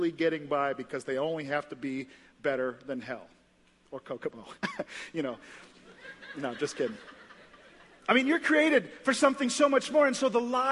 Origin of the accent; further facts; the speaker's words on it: St. Lucia; now in Indianapolis, United States; I grew up in St. Lucia in the West Indies, this little island. This is where I grew up